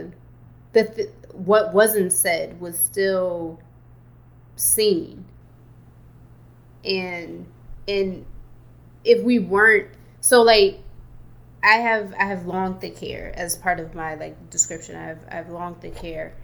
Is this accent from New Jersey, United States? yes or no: no; Detroit, Michigan, United States; As a kiddo growing up in Detroit